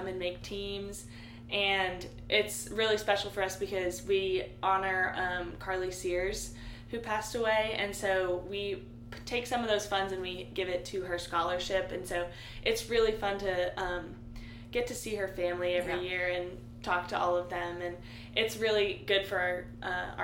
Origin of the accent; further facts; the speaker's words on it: Nashville, Tennessee, United States; moved away as an adult; now in Oxford, United States; I'm actually from Nashville, Tennessee